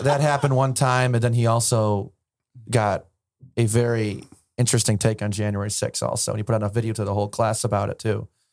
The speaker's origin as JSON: {"language": "English", "town": "Alexandria", "region": "Virginia", "country": "United States", "tie": "born or raised there", "said": "I grew up in Virginia."}